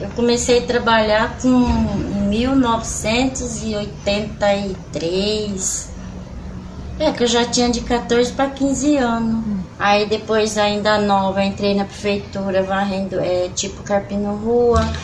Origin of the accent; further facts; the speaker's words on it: Santana de Parnaíba, São Paulo, Brazil; also born or lived in Pirapora do Bom Jesus; Quando eu vim morar em Santana do Parnaíba, eu ainda era menina, sou de Pirapora, nasci lá